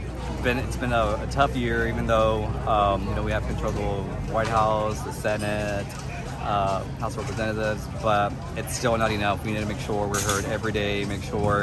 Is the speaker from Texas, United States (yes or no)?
yes; Rio Grande Valley, Texas, United States; I'm originally from the Rio Grande Valley, which is one of the lowest income places in Texas